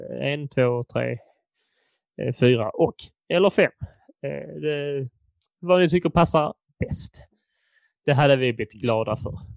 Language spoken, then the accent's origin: Swedish; Furulund, Skåne, Sweden; min hemstad Furulund